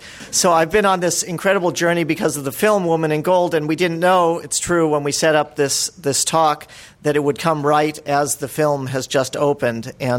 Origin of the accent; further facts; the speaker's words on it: Los Angeles, California, United States; I'm from Los Angeles